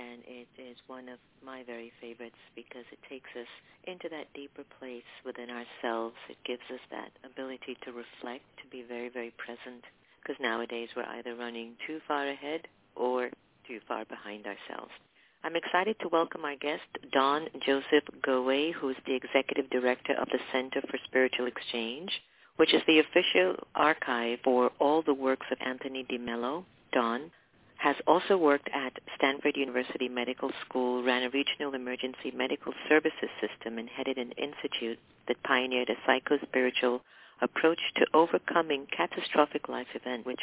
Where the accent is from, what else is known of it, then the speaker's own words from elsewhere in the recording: Mumbai, Maharashtra, India; born in Bombay, India, my hometown